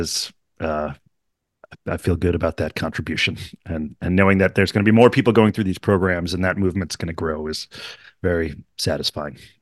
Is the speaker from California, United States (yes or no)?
no; Hartford, Connecticut, United States; I grew up in Hartford, outside of Hartford, Connecticut